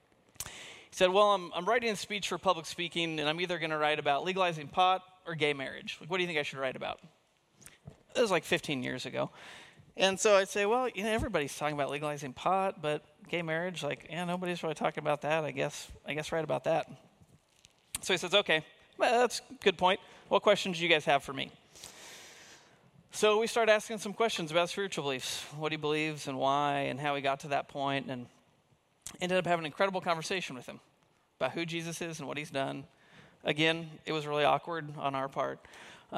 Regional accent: Kansas, United States; moved away as an adult; also born or lived in Montana; I grew up in Kansas in a Christian family, went to Christian school, kindergarten through high school

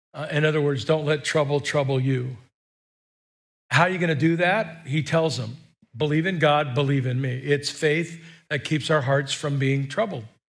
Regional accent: United States; we're American

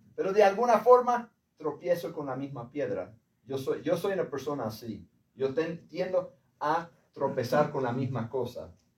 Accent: United States; hombre de Estados Unidos

